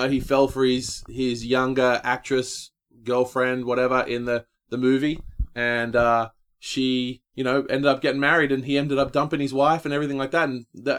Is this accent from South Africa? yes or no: no; Australia; now in United States; Yeah, growing up in Australia, obviously very similar to growing up here